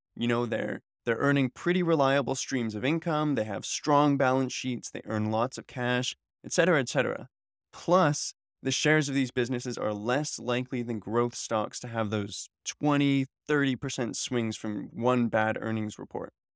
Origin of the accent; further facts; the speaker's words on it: Canada; I'm a Canadian, and I was born here in the Great White North